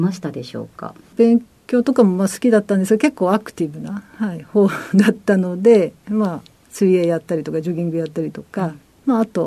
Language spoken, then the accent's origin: Japanese; Tokyo, Japan; 東京都です。